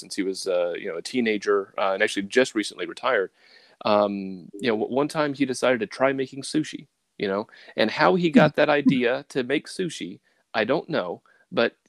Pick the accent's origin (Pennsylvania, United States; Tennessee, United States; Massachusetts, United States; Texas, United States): Tennessee, United States; Lynchburg; moved away as an adult; also born or lived in Japan; now in upstate New York, United States; My hometown is actually Lynchburg, Tennessee, which is where Jack Daniels comes from